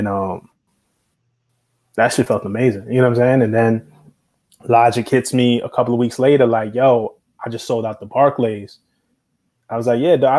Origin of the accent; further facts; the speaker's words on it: New York City, New York, United States; I'm from Flatbush in Brooklyn. Like, that corner, Flatbush and Atlantic, is right where I used to go to high school at.